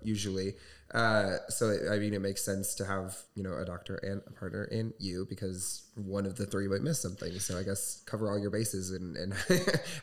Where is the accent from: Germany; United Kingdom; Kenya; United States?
United States; Southwest Michigan; growing up in Southwest Michigan